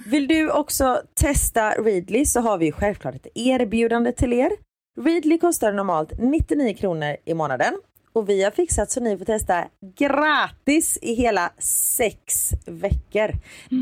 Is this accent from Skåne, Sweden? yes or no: no; Gothenburg, Västra Götaland, Sweden; accent: Gothenburg dialect (göteborgska); jag pratar göteborgska